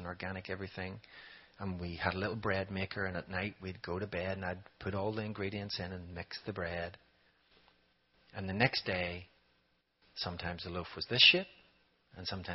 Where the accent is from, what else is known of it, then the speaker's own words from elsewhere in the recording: Ireland; moved away as an adult; now in Raleigh, United States; I'm from Ireland